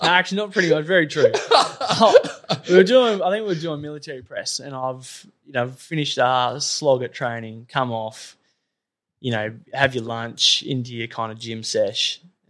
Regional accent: Perth, Western Australia, Australia; also born or lived in Wagin, Western Australia; I grew up in Belmont or Kewdale. Went to Kewdale Primary, then Kent Street High School.

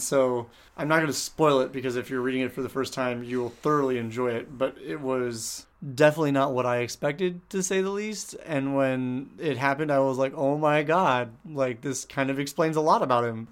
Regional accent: San Diego, California, United States; moved away; Growing up in San Diego

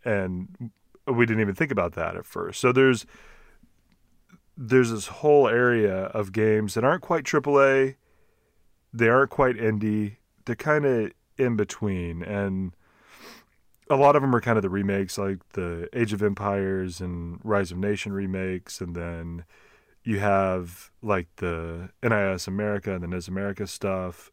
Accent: Texas, United States; accent: Texas; my Texas accent

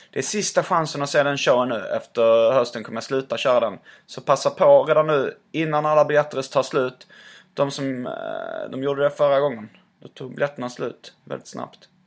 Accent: Alby, Stockholm County, Sweden; also born or lived in Tullinge; Var du uppvuxen någonstans? Jag är uppvuxen i Alby.

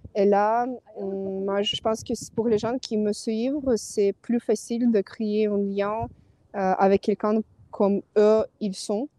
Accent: Kyiv, Ukraine; French is a second language; moved away as an adult; also born or lived in Paris, France; je suis ukrainienne, j'étais née à Kiev. Euh, j'ai vécu et je fais mes études à Paris et ça fait deux ans que je suis retournée en Ukraine, à Kiev.

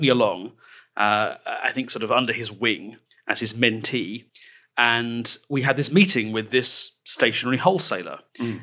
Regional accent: England, United Kingdom; we're English

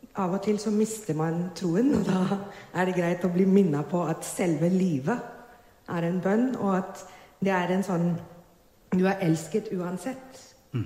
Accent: Mumbai, Maharashtra, India; moved away as an adult; now in Drammen, Norway; jeg er født og oppvokst i India. I Bombay, på vestkysten.

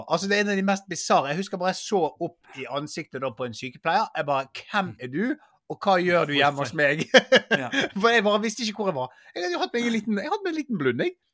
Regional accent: Bergen, Vestland, Norway; Jeg er fra Bergen.

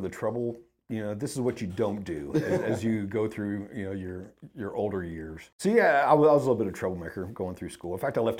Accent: Wooster, Ohio, United States; born there; So originally I was born in Worcester, Ohio, just outside of Cleveland. Small Amish town.

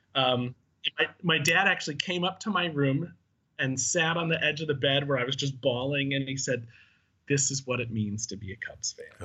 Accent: Chicago, Illinois, United States; I was from Chicago

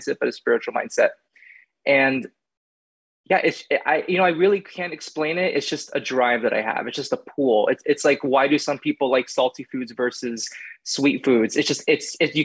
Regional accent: Miami, Florida, United States; moved away as an adult; also born or lived in Houston, Texas; now in New York City, United States; I was born in Houston, Texas, and then we moved to Miami, Florida when I was three, and I lived there until my early 20s.

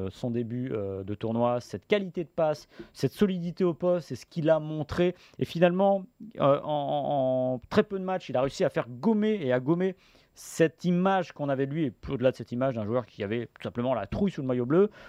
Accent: France

